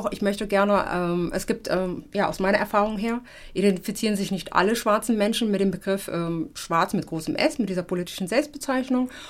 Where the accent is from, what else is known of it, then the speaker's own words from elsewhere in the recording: Germany; also ich bin Afrodeutsche, ich bin Afro und ich bin Deutsche.